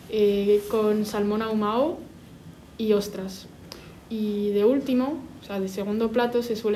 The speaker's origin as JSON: {"language": "Spanish", "country": "United States", "moved": "yes", "lives_now": "Spain", "said": "soy estadounidense, mi madre es francesa y mi padre es colombiano."}